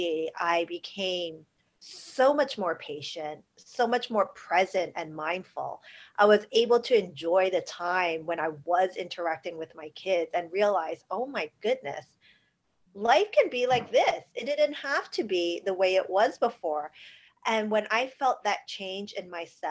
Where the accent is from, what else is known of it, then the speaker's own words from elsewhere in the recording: New York City, New York, United States; I grew up in New York City, born and raised right in Chinatown